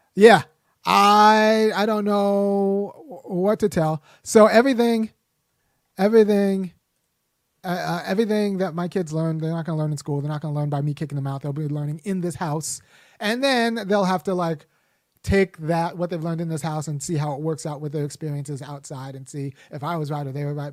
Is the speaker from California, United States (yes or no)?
yes; Los Angeles, California, United States; I grew up in Los Angeles